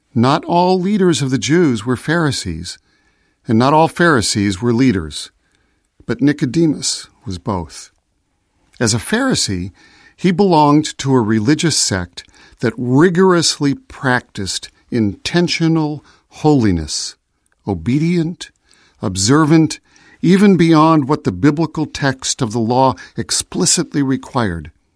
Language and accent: English; Chicago, Illinois, United States; I was born in Chicago, so I am a citizen of the United States